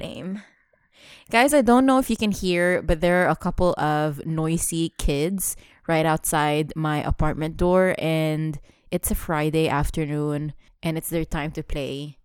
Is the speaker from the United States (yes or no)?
no; Dubai, United Arab Emirates; growing up in Dubai